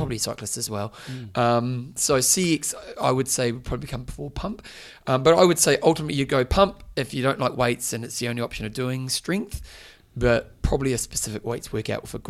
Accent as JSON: {"language": "English", "country": "New Zealand", "said": "I was from New Zealand"}